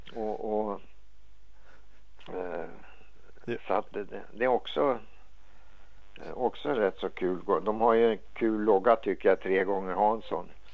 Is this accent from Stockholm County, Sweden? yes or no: yes; Stockholm, Stockholm County, Sweden; moved away as an adult; also born or lived in San Diego, California; I det kvarteret där jag bodde i Enskede när jag växte upp, jag var en liten grabb